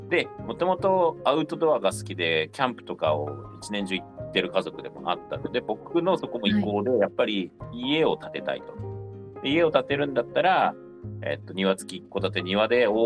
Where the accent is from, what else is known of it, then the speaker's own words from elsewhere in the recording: rural Miyagi, Japan; moved away as an adult; also born or lived in Kanagawa; now in Hannō, Japan; もともと僕も奥さんも地元一緒なんですよ、はい、高校から知り合いなので、うん、で、えっと、2人とも宮城の田舎出身なんですよ。